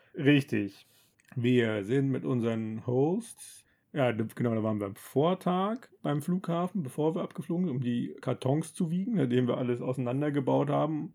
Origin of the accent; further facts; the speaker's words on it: Germany; als Deutscher